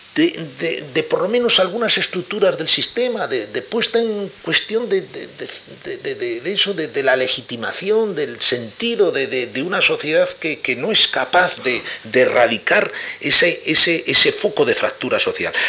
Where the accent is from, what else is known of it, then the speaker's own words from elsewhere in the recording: Madrid, Community of Madrid, Spain; Yo soy soy madrileño, pero hijo de, de inmigrantes de la Alcarria, soy castellano